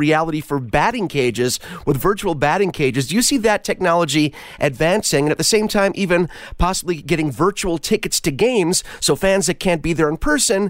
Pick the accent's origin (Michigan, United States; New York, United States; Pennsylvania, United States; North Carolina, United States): New York, United States; now in Los Angeles, United States; for me being a New Yorker that's actually living in Los Angeles now, I still feel that New York bond